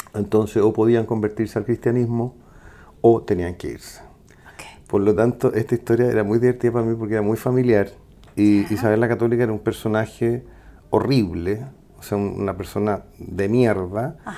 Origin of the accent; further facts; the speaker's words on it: Santiago, Santiago Metropolitan Region, Chile; yo nací en Santiago Centro al lado de un circo y me eduqué en el Manuel de Salas